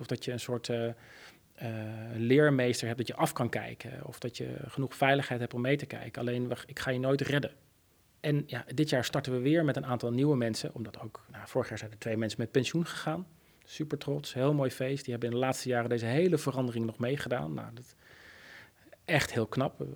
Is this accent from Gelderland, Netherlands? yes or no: no; Oegstgeest, South Holland, Netherlands; ik ben opgegroeid in Oesgeest